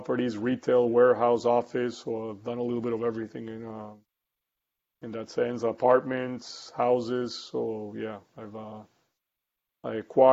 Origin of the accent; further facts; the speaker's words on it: Costa Rica; moved away as an adult; also born or lived in United States / Colombia; I grew up in Costa Rica, moved to the United States in the 90s to study manufacturing engineering in Boston University